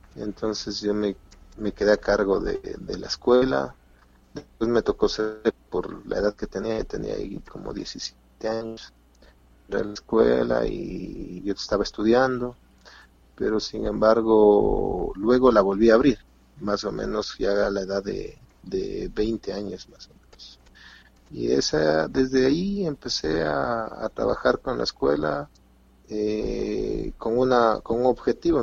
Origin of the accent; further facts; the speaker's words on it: Quito, Pichincha, Ecuador; Hicimos un grupo de, amigos de un colegio para poder competir en, un evento intercolegial acá en, en, Quito, Ecuador